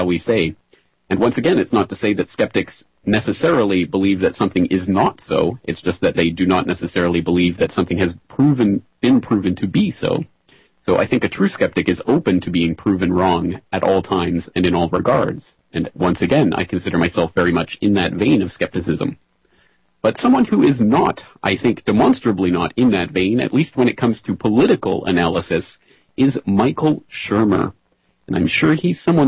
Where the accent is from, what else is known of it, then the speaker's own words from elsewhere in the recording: Calgary, Alberta, Canada; Calgary, Alberta, Canada, my hometown